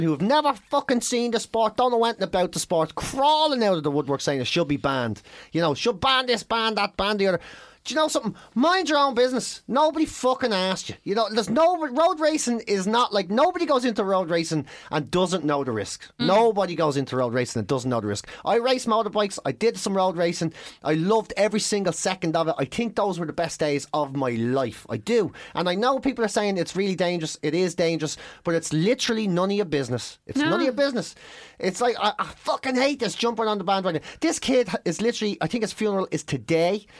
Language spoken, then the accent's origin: English; Dublin, Leinster, Ireland; also born or lived in Cork; I come from Dublin, I like to say, but I was born in Cork.